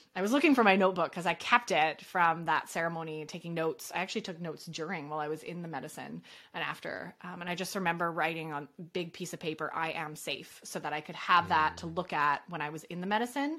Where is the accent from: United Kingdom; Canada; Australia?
Canada; I'm Canadian.